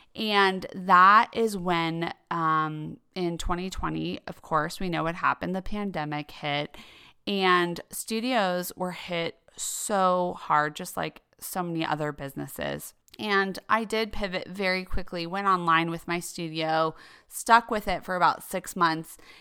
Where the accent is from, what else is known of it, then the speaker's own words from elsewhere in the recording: Denver, Colorado, United States; moved away as an adult; also born or lived in New York City; I grew up in Denver, Colorado